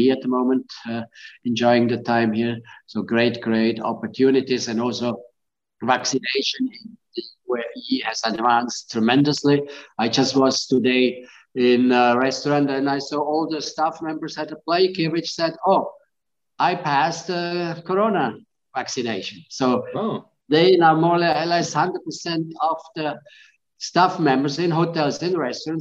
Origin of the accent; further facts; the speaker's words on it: Graubünden, Switzerland; moved away as an adult; also born or lived in Lebanon / Caribbean / Kenya; now in Dubai, United Arab Emirates; In Switzerland, we also are nicely situated, since I'm coming from Grisons and Graubünden, the mountainous area